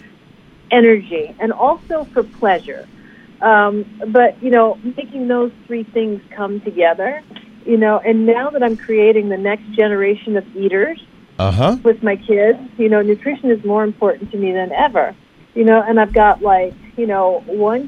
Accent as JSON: {"language": "English", "town": "Detroit", "region": "Michigan", "country": "United States", "said": "I'm from Detroit, and my parents come from a southern background. My dad's from Georgia"}